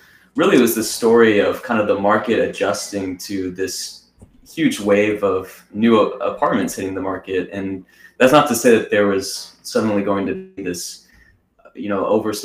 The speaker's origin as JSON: {"language": "English", "town": "Austin", "region": "Texas", "country": "United States", "tie": "born or raised there", "said": "my hometown of Austin, Texas"}